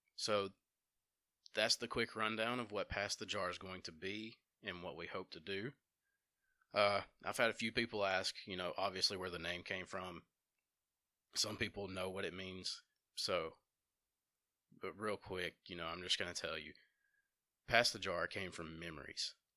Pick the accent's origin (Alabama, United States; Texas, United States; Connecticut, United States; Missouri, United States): Alabama, United States; Dora; also born or lived in Empire, Alabama; now in Jasper, United States; I grew up in Dora in Empire, Alabama. I currently reside in Jasper.